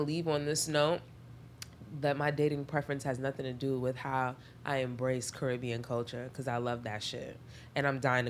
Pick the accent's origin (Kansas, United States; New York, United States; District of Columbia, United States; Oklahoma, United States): New York, United States; New York City; I grew up in Flatbush, my mother's Trini